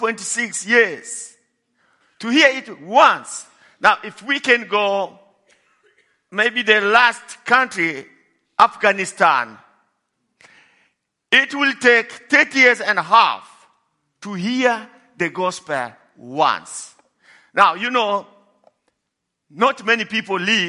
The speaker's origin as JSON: {"language": "English", "country": "DR Congo", "tie": "born or raised there", "moved": "as an adult", "lives_now": "Johannesburg, South Africa", "said": "I was born in Congo, Democratic Republic of Congo, in a village that is far from everything."}